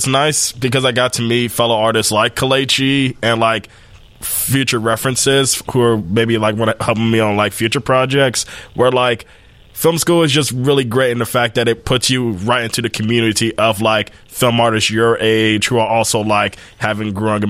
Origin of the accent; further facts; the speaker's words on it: Chicago, Illinois, United States; I was born and raised in Chicago. Oh, okay. South side all of my life.